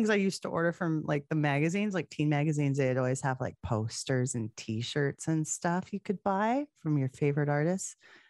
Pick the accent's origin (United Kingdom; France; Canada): Canada; we're both from Canada